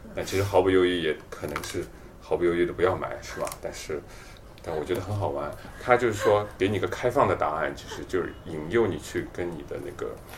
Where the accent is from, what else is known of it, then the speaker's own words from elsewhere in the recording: southern China, China; 我是从小在南方